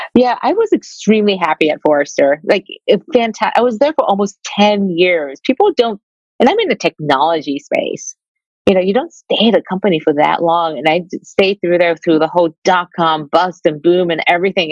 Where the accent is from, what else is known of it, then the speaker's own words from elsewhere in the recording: Detroit, Michigan, United States; I grew up Asian in Detroit